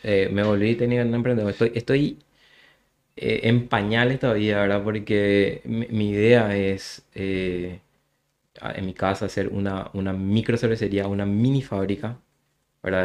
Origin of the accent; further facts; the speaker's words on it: Luque, Central, Paraguay; soy de Luque